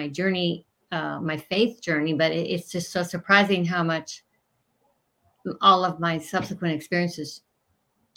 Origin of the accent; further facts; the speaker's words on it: Portland, Oregon, United States; I'm from Portland, Oregon